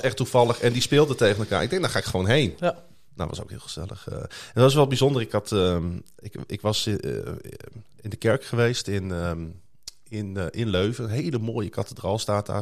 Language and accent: Dutch; Groningen, Netherlands; kom ik uit Groningen-Zuid